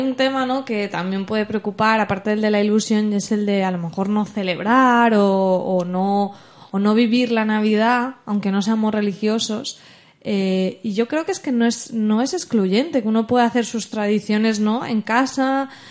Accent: Alcoy, Valencian Community, Spain; los de Alcoy, que es de donde yo soy

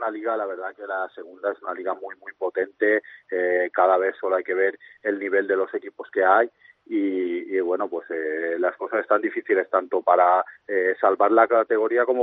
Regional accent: Valencian Community, Spain; also born or lived in Australia; decidimos volver a, España y bueno, y qué mejor que, que en el Elche, un equipo de mi tierra

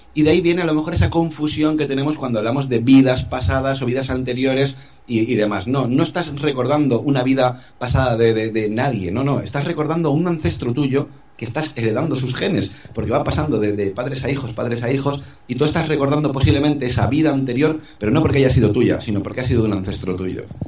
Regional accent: Tenerife, Canary Islands, Spain; Yo nací en Tenerife, una isla de pescadores en aquellos tiempos

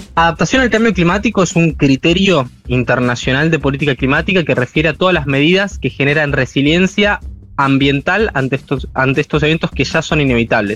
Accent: Argentina

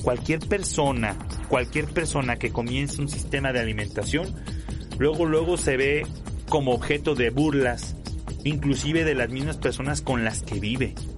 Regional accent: León, Guanajuato, Mexico; en León, de donde soy yo

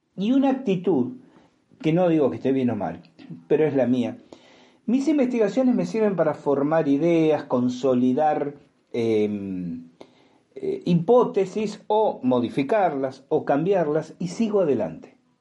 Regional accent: Argentina; en Argentina lo decimos

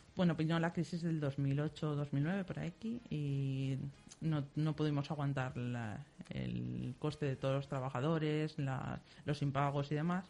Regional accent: Silla / Picassent, Valencian Community, Spain; somos de Silla y de picasent

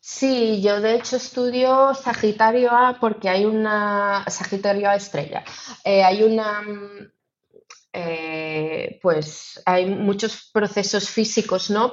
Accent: Ourense, Galicia, Spain; yo que soy de Orense

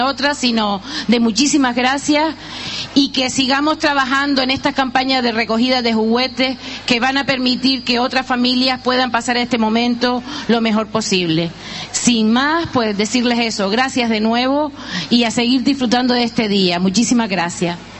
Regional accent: Gáldar, Canary Islands, Spain; la solidaridad de mi pueblo

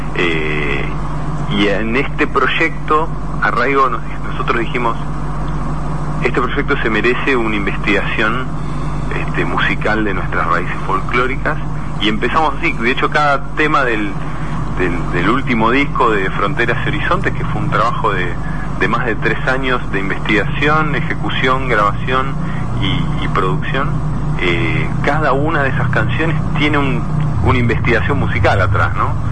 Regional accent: Argentina; nosotros nacimos acá

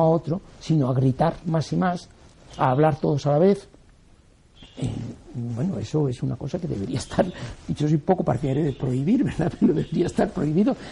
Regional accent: Spain

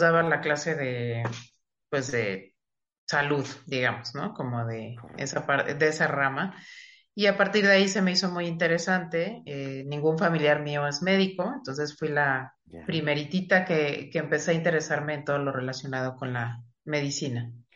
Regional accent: Mexico City, Mexico; moved away; yo soy originaria de Ciudad de México, estudié en un colegio eh, católico eh, eh, que era de unas monjas, monjas francesas, entonces era un colegio de puras niñas

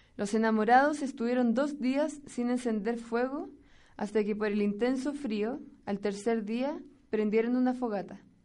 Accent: Chile; moved away as an adult; now in San Pedro y San Pablo Ayutla, Mexico; vengo de Chile, del país más al sur de nuestro continente

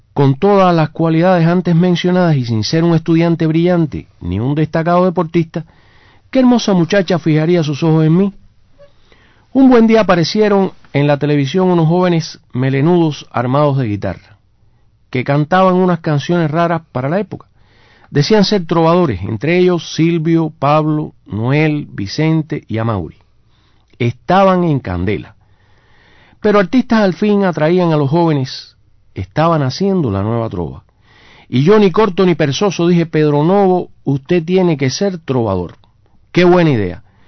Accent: Cuba; los cubanos reconocemos

